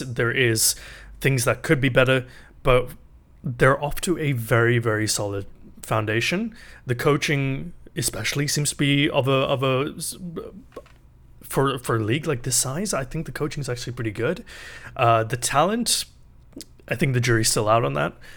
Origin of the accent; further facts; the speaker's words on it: England, United Kingdom; moved away as an adult; now in Canada; I grew up in England